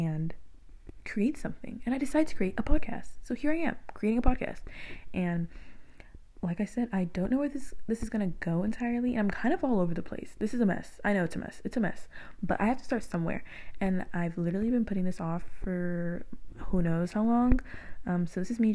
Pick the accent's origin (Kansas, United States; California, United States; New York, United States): California, United States; Moreno Valley; I went to like middle school and elementary out in Moreno Valley